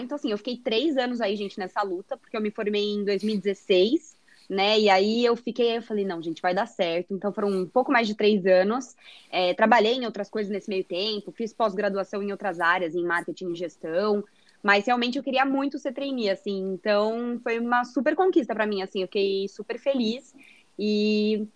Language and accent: Portuguese; São José dos Campos, São Paulo, Brazil; moved away as an adult; eu nasci aqui em São Paulo também, mas eu morei a minha vida toda no interior, em São José dos Campos